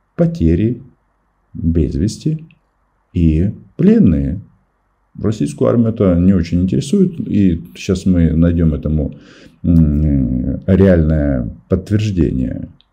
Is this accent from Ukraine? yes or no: yes; Ukraine; Мы из Украины